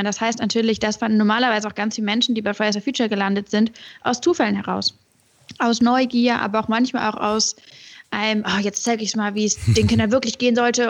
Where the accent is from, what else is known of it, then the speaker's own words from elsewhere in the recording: Hamburg, Germany; moved away as an adult; also born or lived in Göttingen; now in Berlin, Germany; bei mir in, in Hamburg, wo ich aufgewachsen